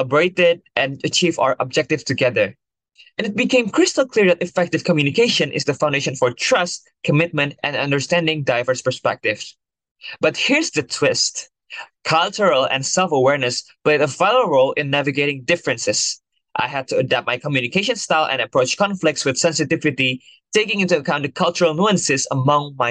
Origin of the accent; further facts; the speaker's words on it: Jakarta, Indonesia; moved away; I'm originally from Jakarta, Indonesia